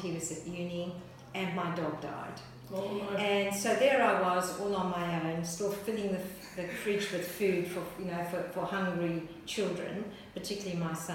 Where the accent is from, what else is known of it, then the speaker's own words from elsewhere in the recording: Zambia; also born or lived in Ireland; now in Australia; So I was born in Zambia. I'm the child, the eldest child of four of Irish migrants.